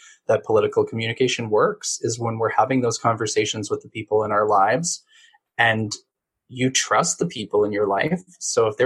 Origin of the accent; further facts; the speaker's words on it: Massachusetts, United States; now in California, United States; I'm from Massachusetts and I grew up 15 minutes away from the New Hampshire border.